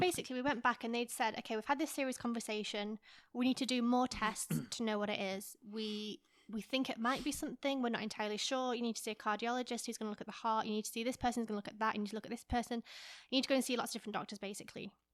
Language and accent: English; England, United Kingdom; moved away; I'm from England